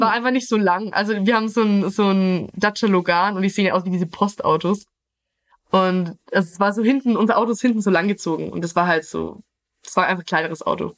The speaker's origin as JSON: {"language": "German", "area": "Middle Franconia", "region": "Bavaria", "country": "Germany", "tie": "born or raised there", "said": "ich komme gebürtig aus Mittelfranken, aus einem kleinen Dorf und momentan lebe ich in Gabelspaten, Kürken"}